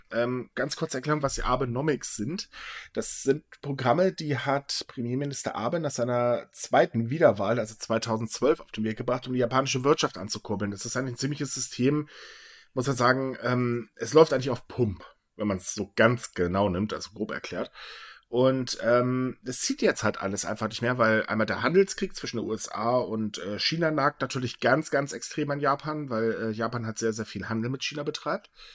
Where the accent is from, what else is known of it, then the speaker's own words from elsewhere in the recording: Germany; bei uns in Deutschland